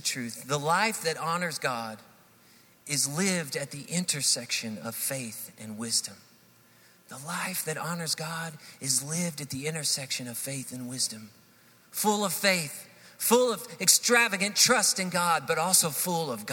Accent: Hendersonville, United States; moved away as an adult; also born or lived in Texas; We grew up here in Hendersonville, and we decided to move from Texas, where we had served for about 12 years in ministry there, and we decided to move back to Hendersonville

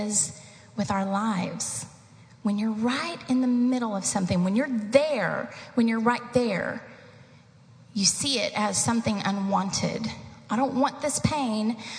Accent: Eastern Kentucky, United States; moved away; I grew up in the mountains of Eastern Kentucky

